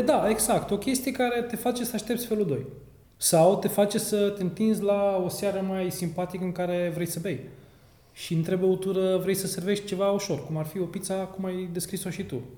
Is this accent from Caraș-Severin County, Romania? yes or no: yes; Reșița, Caraș-Severin County, Romania; moved away as an adult; născut și crescut în Reșița până la 18 ani